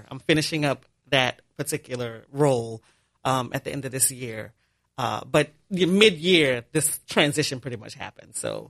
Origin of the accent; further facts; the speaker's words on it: New Orleans, Louisiana, United States; born and raised in New Orleans.